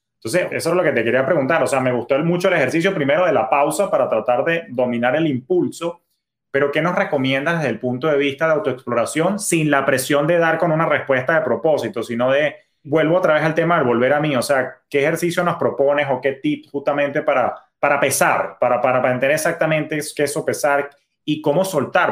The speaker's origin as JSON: {"language": "Spanish", "country": "Venezuela", "moved": "yes", "lives_now": "United States", "said": "yo soy de origen venezolano"}